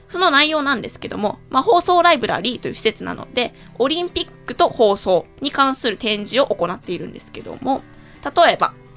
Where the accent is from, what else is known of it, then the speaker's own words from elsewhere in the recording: Saitama, Japan; 出身埼玉なので